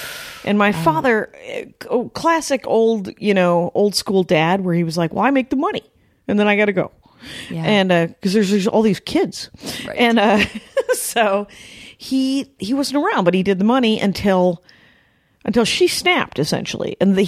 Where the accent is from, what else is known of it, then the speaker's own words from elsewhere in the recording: Milwaukee, Wisconsin, United States; we're from Milwaukee, very proud.